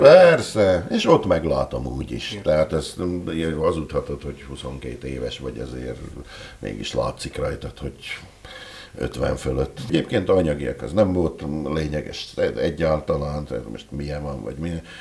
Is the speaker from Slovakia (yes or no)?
yes; Dolné Saliby, Trnava Region, Slovakia; moved away as an adult; also born or lived in Rimavská Sobota, Slovakia; now in Tokaj, Hungary; én ugye falun nőttem föl, alsószeli származású vagyok eredetileg